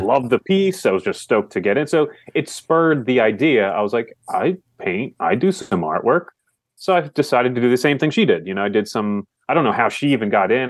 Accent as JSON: {"language": "English", "town": "Philadelphia", "region": "Pennsylvania", "country": "United States", "said": "I'm from Philly."}